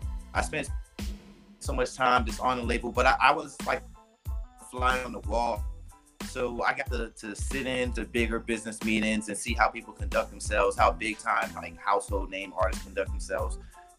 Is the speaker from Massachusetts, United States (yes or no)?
yes; Boston, Massachusetts, United States; also born or lived in North Carolina; now in Miami, United States; I'm originally from Boston, Massachusetts. And I spent a lot of my life in North Carolina, Eastern North Carolina and North Carolina. Now I've been in Miami area.